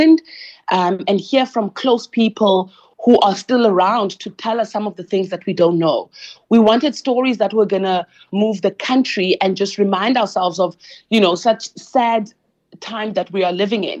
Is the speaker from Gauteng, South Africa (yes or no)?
no; East London, Eastern Cape, South Africa; my hometown in East London